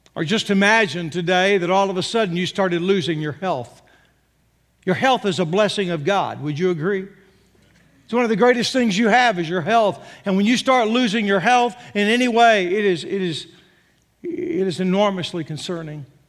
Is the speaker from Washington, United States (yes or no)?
no; Texas, United States; moved away as an adult; also born or lived in Arkansas; born and raised in Texas